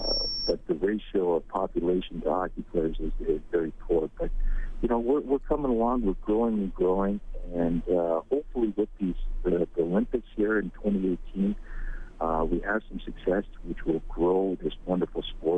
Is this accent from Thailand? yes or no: no; South Korea; born there; I was born here in Korea.